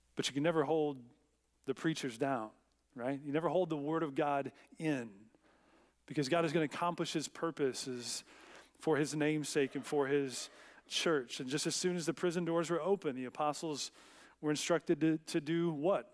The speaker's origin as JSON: {"language": "English", "country": "United States", "said": "as American Christians"}